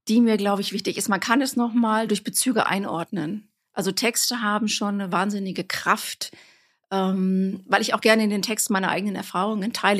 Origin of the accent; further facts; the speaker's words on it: Bochum, North Rhine-Westphalia, Germany; moved away; ich komme eigentlich aus Bochum, aus dem Ruhrgebiet